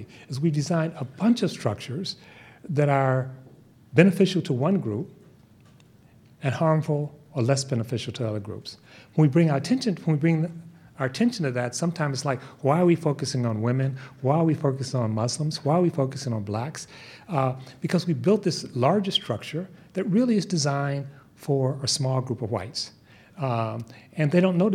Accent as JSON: {"language": "English", "area": "Bay Area", "region": "California", "country": "United States", "said": "I'm from the Bay Area"}